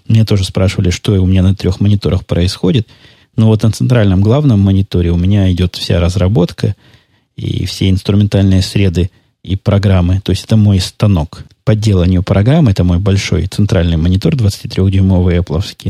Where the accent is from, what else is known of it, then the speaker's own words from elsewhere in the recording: Mariupol, Donetsk Oblast, Ukraine; first language Russian; moved away; я, напомню вам, долго жил в Донецкой области, в городе Мариуполе